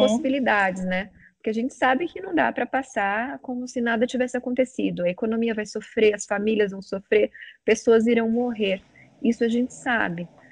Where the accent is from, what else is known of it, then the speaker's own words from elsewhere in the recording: São Paulo, Brazil; eu sou de São Paulo, sou paulistana